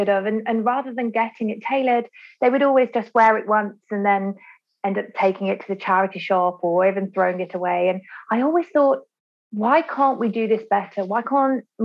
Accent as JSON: {"language": "English", "town": "Birmingham", "region": "West Midlands", "country": "United Kingdom", "tie": "born or raised there", "said": "I was born and raised in Birmingham, England"}